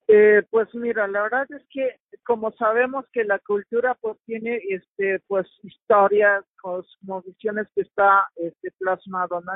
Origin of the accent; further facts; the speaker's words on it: Mexico; el telar de mi pueblo